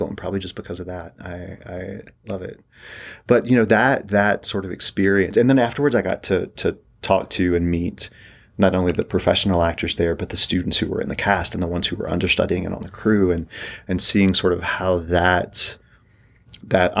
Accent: East Tennessee, United States; moved away; also born or lived in Colorado / New York; I grew up in East Tennessee

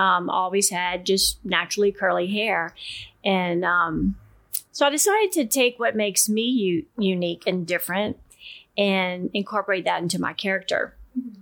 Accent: Abbeville, Louisiana, United States; moved away as an adult; also born or lived in Baton Rouge area; now in Zachary, United States; I am originally from Abbeville, Louisiana, and have called Zachary my home for the past 28 years

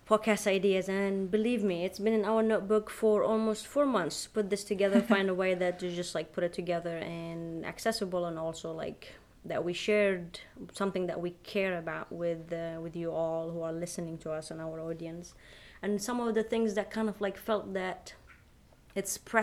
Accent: Yemen; my home country, where I am from, Yemen

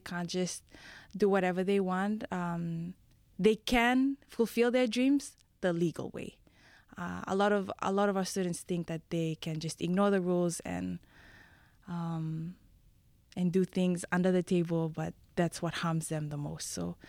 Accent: Fiji; moved away; I am from the beautiful islands of Fiji. I'm half Tongan.

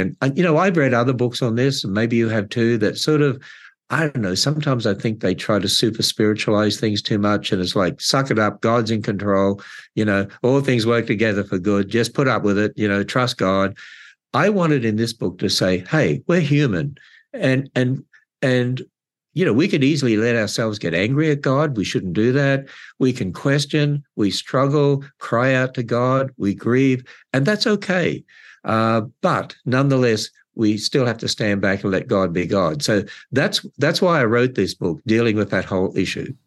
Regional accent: Australia; moved away as an adult; also born or lived in California; now in Northern Kentucky, United States; I'm originally from Australia

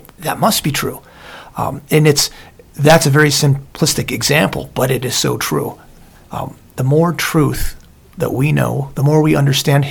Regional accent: Southern Lancaster County, Pennsylvania, United States; when I grew up in Southern Lancaster County

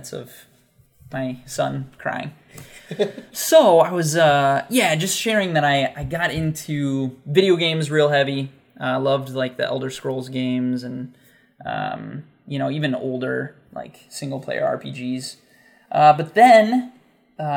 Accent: United States; growing up in the United States

